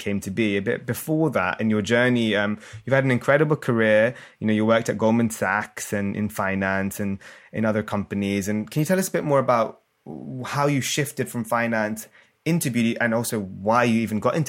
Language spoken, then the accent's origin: English; United Kingdom; I'm British Indian